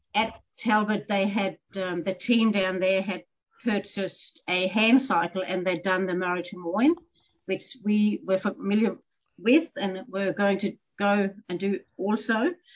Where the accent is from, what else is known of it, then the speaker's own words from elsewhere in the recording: Denmark; moved away as an adult; also born or lived in Canada; now in Horsham, Australia; I am a Dane, so born and bred in Denmark.